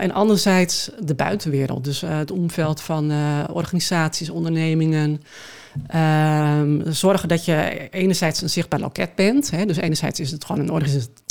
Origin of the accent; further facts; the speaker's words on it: Schoorl, North Holland, Netherlands; also born or lived in Amsterdam; now in Alkmaar, Netherlands; Ik ben eh, geboren in Schorrel